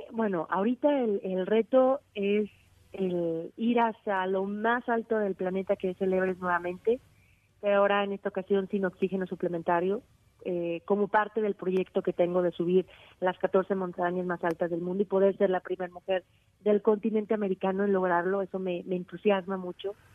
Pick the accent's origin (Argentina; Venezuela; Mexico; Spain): Mexico; Aguascalientes; yo soy de Aguascalientes donde no hay montañas